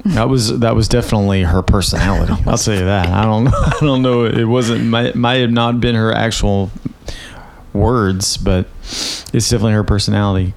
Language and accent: English; Winchester, Tennessee, United States; moved away; also born or lived in Tullahoma, Tennessee / Nashville, Tennessee; I am from Winchester, Tennessee, and I went to high school in a place called Tullahoma, Tennessee